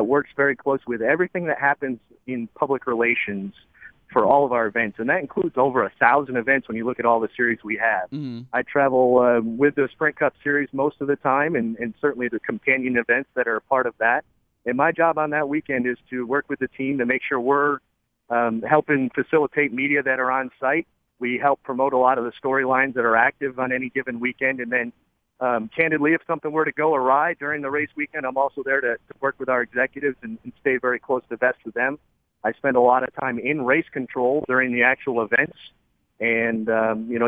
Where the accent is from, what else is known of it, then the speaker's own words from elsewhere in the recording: Wellsville, New York, United States; moved away as an adult; also born or lived in Rochester, New York / Lynchburg, Virginia; I grew up in Wellsville, New York